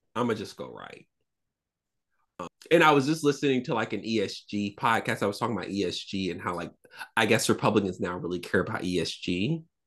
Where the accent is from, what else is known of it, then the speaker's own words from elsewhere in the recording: the South, United States; I'm a Southerner